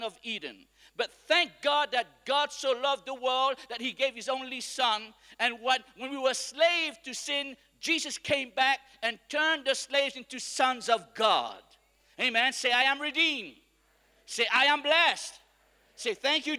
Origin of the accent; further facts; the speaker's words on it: Mauritius; I come from Mauritius where we are a praying nation